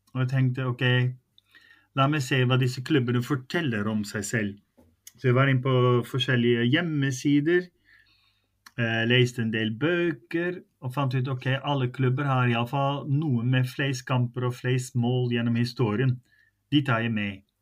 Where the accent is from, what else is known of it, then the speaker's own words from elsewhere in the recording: Netherlands; now in Norway; så er jeg jo nederlandsk. Jeg er født i Nederland. Jeg har bodd her lenger enn jeg har bodd i Nederland